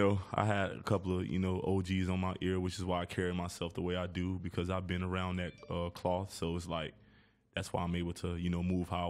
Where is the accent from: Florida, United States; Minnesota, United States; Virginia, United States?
Florida, United States; Lauderhill; Man, I'm from Lauderhill, deep south Florida, born and raised. Pretty tough environment and shit